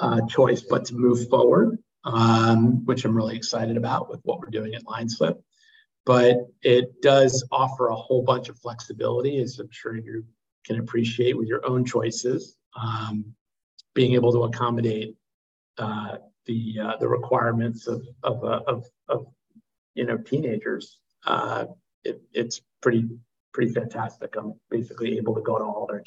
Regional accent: Dallas, Texas, United States; moved away as an adult; also born or lived in New York City, New York / Connecticut; now in Spain; growing up in Dallas, going to high school there

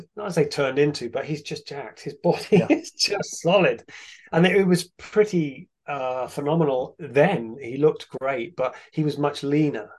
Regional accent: England, United Kingdom; I'm from England, it never gets hot.

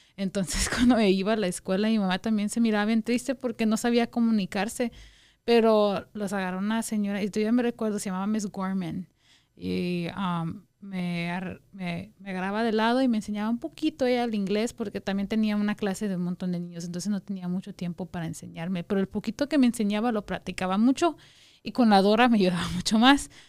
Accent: Guatemala; also born or lived in Wyoming, United States; now in Las Vegas, United States; Soy guatemalteca, como dijo Jason, nosotros somos guatemaltecos

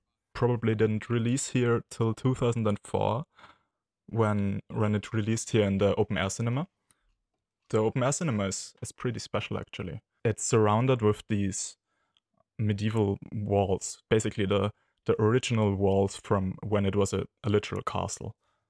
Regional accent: Austria; I'm from Austria.

